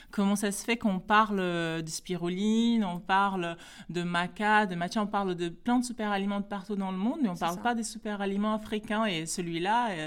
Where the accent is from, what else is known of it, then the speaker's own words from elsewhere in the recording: Guinea-Bissau; French is a second language; je suis originaire de Guinée-Bissau, donc Afrique de l'Ouest et d'Allemagne.